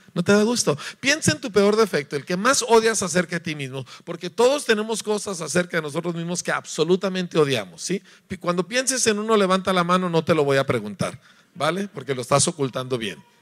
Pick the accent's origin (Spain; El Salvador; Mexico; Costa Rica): Mexico; Yo soy mexicano